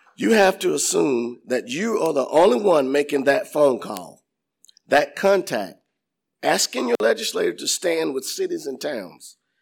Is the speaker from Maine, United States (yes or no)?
no; Inman, South Carolina, United States; I was born and raised in Inman